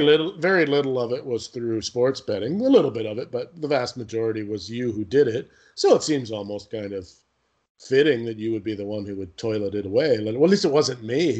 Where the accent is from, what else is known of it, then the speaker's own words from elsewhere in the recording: Canada; I'm Canadian